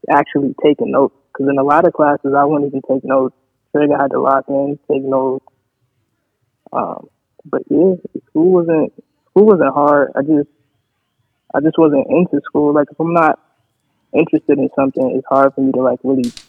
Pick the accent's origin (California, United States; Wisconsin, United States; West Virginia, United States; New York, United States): New York, United States; Syracuse; Syracuse, New York.